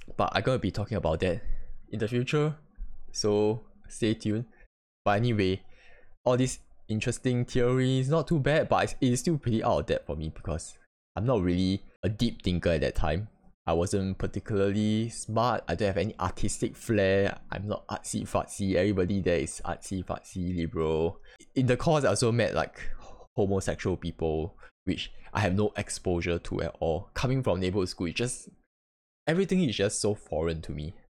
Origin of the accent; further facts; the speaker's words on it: Singapore; as a Singaporean